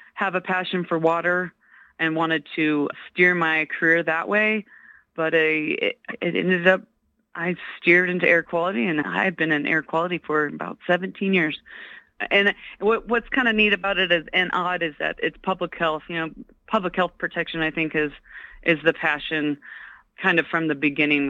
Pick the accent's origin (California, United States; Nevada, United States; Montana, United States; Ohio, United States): Nevada, United States; Carson City; also born or lived in Reno, Nevada; I grew up in, born and raised in Nevada. I was born in Carson City